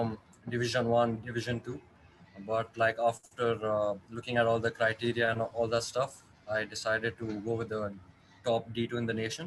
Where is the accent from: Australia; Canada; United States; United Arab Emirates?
United Arab Emirates; Dubai; also born or lived in India; I was born in India, but I was raised in Dubai. I've been living here for